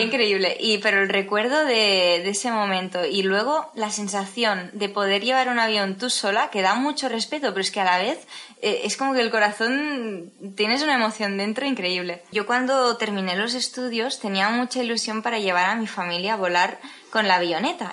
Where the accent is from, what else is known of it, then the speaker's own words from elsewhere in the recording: Tarragona, Catalonia, Spain; soy de Tarragona